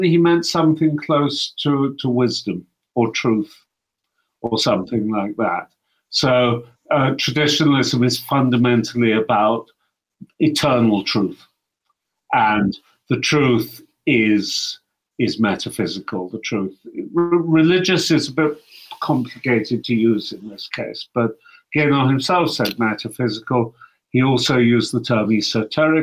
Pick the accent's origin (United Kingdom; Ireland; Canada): United Kingdom; London; moved away as an adult; also born or lived in Cairo, Egypt; now in Aarhus, Denmark; I was born in London, so I'm British by origin, at least.